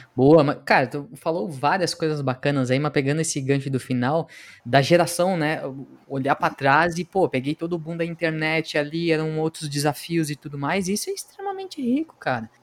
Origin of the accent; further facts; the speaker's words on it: Pelotas, Rio Grande do Sul, Brazil; eu sou natural de Pelotas